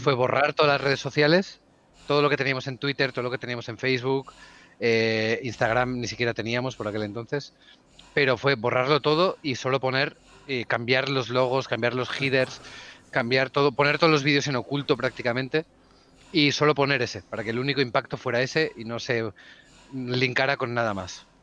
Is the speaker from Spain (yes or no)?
yes; Barcelona, Catalonia, Spain; also born or lived in Huesca; yo nací en Huesca, ah. eh, la, capital, la capital mundial, pero vivo en, vivo en Barcelona desde que tengo 5 o 6 años